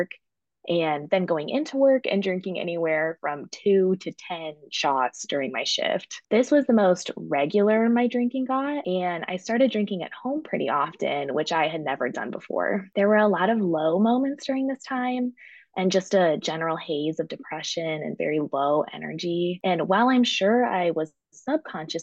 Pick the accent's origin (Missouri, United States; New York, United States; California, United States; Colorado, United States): Colorado, United States; Fort Collins; moved away as an adult; now in Chicago, United States; I grew up in Colorado